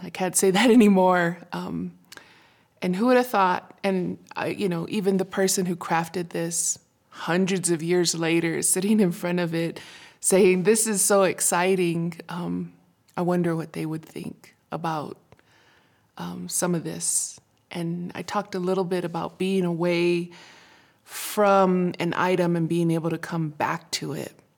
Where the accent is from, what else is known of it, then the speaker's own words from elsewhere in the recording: Isleta Pueblo, New Mexico, United States; from Shearhoop Dee